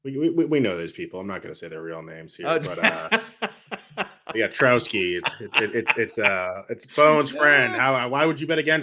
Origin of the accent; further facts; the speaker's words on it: Boston, Massachusetts, United States; I'm an Irish guy from Boston.